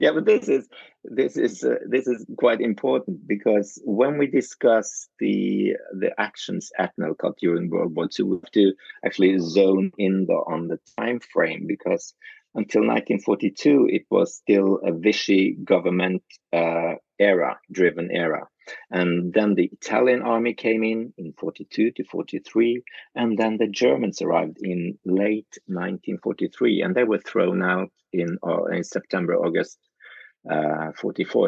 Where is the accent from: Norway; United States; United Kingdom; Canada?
Norway; I come from Norway